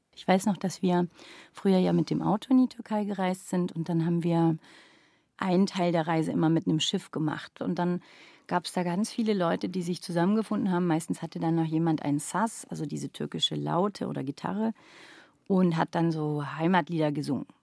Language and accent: German; Nuremberg, Bavaria, Germany; moved away; also born or lived in Stuttgart; Da war ich zweieinhalb Jahre alt und wir sind dann nach Nürnberg gezogen